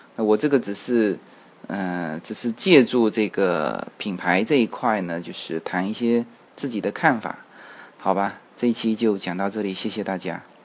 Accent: China; 其实我们中国人在外面买东西呢

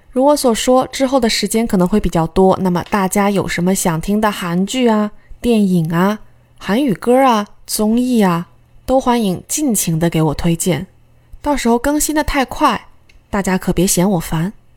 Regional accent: China; 我们中国人

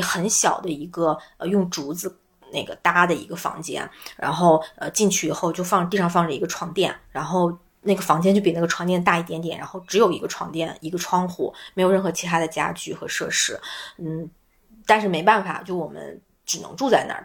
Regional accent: northern China, China; 我跟老柴都是北方人

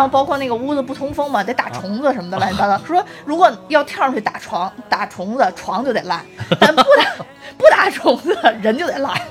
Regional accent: China; 我们都作为中国人太了解这个历史跟文化了

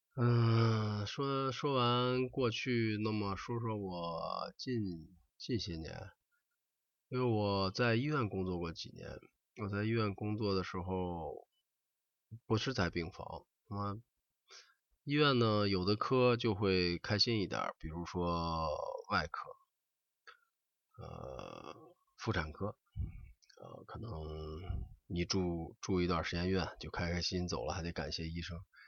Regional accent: China; 我们中国人

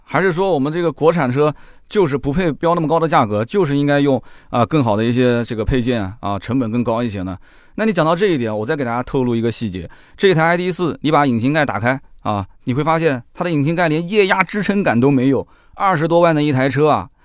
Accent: China; 我们中国人

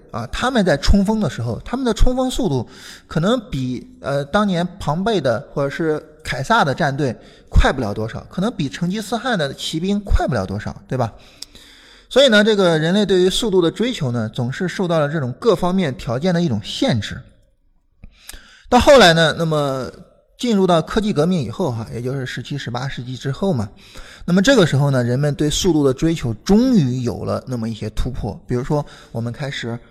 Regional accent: Shandong, China; now in Beijing, China; 我是山东的

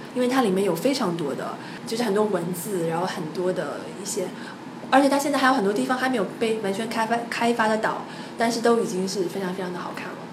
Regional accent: China; 我们中国人

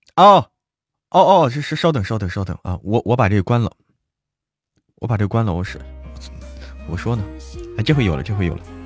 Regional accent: Hebei, China; now in Chengdu, China; 我在成都，但是我是河北人

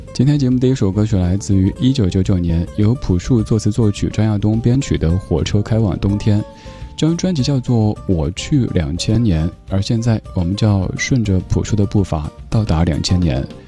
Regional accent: Sichuan, China; 我觉得作为一个四川人

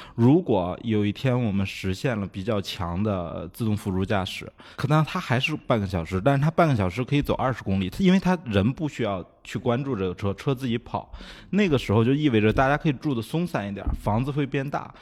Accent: China; 我们中国人

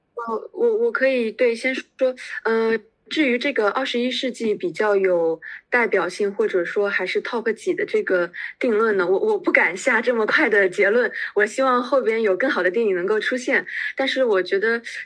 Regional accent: China; 我们中国人

